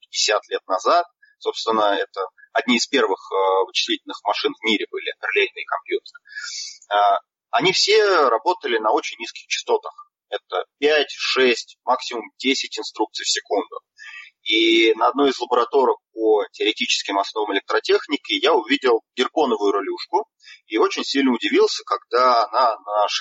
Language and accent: Russian; Nizhny Novgorod, Nizhny Novgorod Oblast, Russia; Да, все верно. Из Нижнего